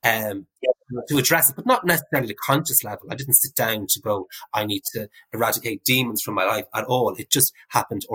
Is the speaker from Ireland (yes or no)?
yes; Navan, Leinster, Ireland; moved away; also born or lived in Dublin; my experiences as a gay man growing up in Navan